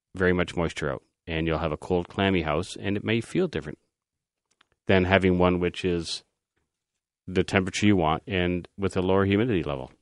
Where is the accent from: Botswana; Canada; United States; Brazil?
Canada; we are Canadian